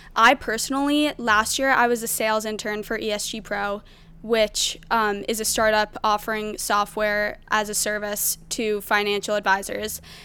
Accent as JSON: {"language": "English", "region": "Maryland", "country": "United States", "said": "I'm from Maryland"}